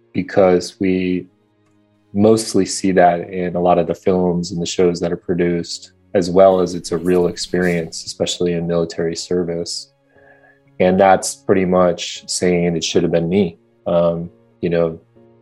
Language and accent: English; Midwest, United States; now in West Coast, United States; I grew up in the Midwest